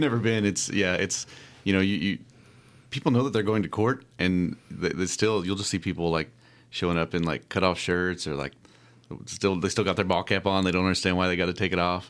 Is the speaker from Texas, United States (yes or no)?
no; Clay City, Kentucky, United States; I grew up in Clay City